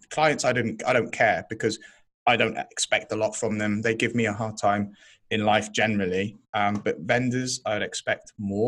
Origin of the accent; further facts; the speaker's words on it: North East England, United Kingdom; Why am I mocking you, Ryan? I'm a Geordie as well.